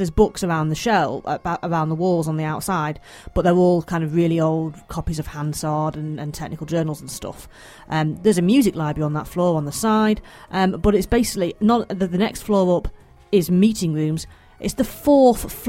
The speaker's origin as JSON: {"language": "English", "area": "near Manchester", "region": "North West England", "country": "United Kingdom", "tie": "born or raised there"}